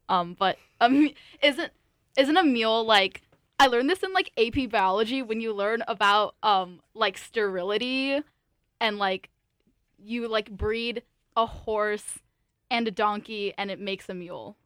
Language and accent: English; San Jose, California, United States; moved away; I'm originally from San Jose, California